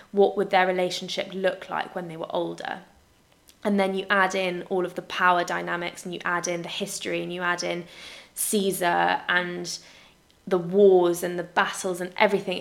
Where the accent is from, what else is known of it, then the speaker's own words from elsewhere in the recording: United Kingdom; we're British